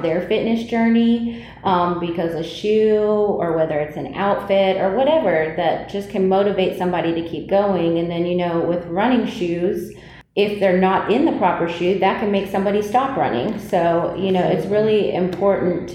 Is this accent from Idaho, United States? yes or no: no; West Virginia, United States; moved away as an adult; also born or lived in Winston-Salem, North Carolina; now in Greensboro, United States; I'm actually from West Virginia